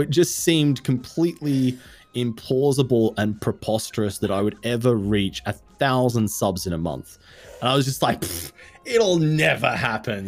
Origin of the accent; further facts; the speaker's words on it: Australia; I am Australian